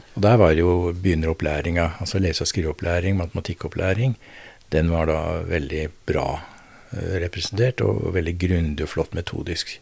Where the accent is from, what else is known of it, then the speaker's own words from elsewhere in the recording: Drammen, Buskerud, Norway; moved away as an adult; also born or lived in Notodden; Jeg vokste opp i Drammen